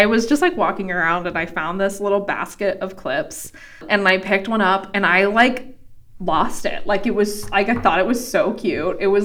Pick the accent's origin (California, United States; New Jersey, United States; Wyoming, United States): Wyoming, United States; I'm from Wyoming. And I went to the University of Wyoming